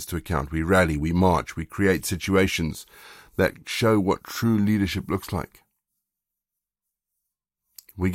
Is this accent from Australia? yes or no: no; South Africa; now in United Kingdom; I grew up in South Africa